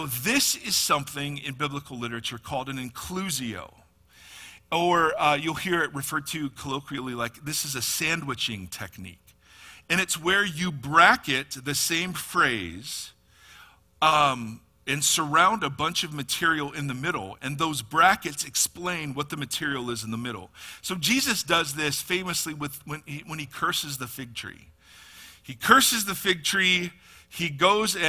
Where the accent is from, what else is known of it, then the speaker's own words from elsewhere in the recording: United States; American Christians